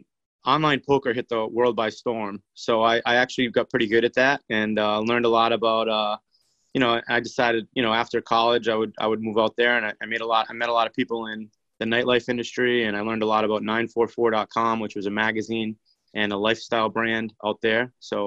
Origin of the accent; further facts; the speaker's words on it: Cranston, Rhode Island, United States; also born or lived in Los Angeles; I grew up here in Rhode Island, Cranston, Rhode Island.